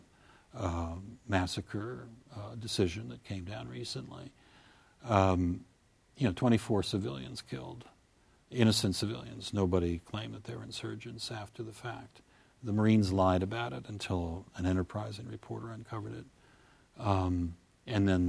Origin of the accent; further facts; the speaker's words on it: United States; I'm an American